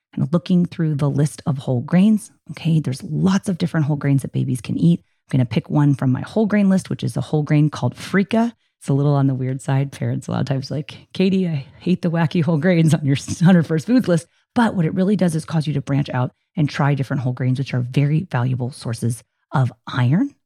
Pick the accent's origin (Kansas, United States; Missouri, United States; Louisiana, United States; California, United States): California, United States; Poway; my hometown of Poway, California